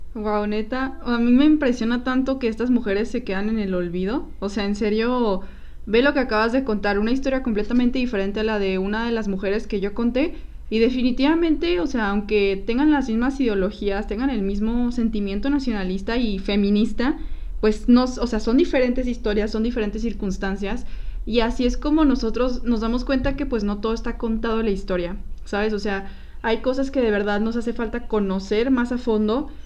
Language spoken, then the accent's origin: Spanish; Mexico; tenemos que conocer como mexicanos